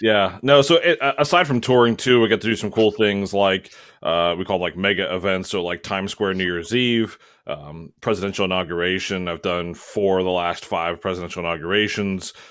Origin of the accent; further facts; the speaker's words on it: Maryland, United States; moved away; I'm originally from Maryland